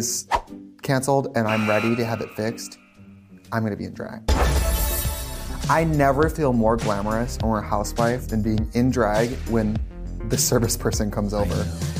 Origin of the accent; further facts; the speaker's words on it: Milwaukee, Wisconsin, United States; I'm from Milwaukee